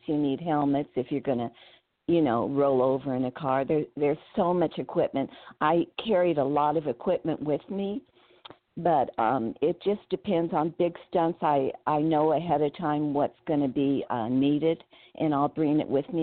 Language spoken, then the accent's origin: English; Burbank, California, United States; I'm from Burbank, California. So I lived right down the street from Warner Brothers